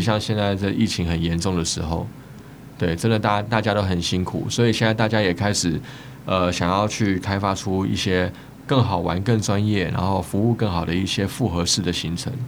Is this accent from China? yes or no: no; Taiwan; 身为台湾人